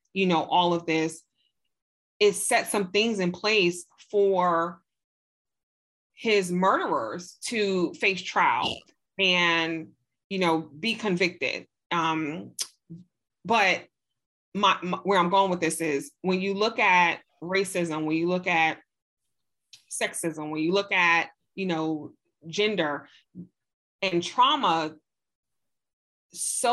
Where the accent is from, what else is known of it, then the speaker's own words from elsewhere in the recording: New York City, New York, United States; I'm from Brooklyn, New York. And in the 80s, Brooklyn, New York, it was a huge crack epidemic. And the people in my community, they were Black and brown